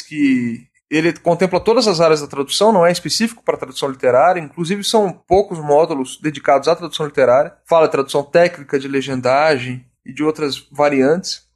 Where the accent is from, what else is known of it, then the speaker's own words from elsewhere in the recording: Cuiabá, Mato Grosso, Brazil; eu sou de Cuiabá, Mato Grosso